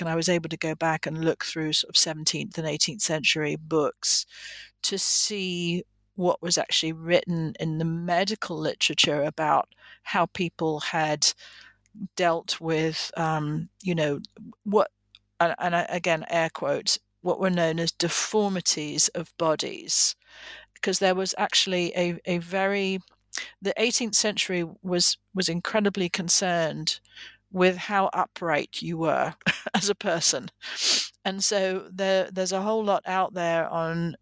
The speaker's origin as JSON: {"language": "English", "region": "England", "country": "United Kingdom", "moved": "as an adult", "lives_now": "United States", "said": "I am originally from England"}